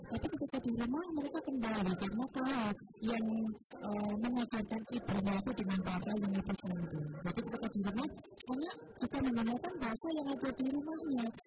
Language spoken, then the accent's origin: Indonesian; Java, Indonesia; first language Javanese; Indonesian is a second language; saya asli orang Jawa, sehingga bahasa ibu saya ya bahasa Jawa.